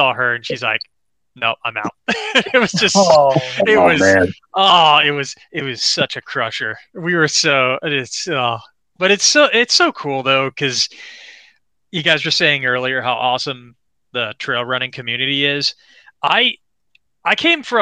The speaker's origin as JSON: {"language": "English", "region": "Florida", "country": "United States", "said": "I'm from Florida"}